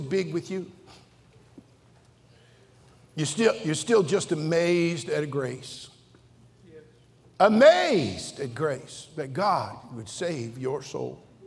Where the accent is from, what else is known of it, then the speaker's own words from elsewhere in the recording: Redding, California, United States; I'm from Reading. We just barely got indoor plumbing up there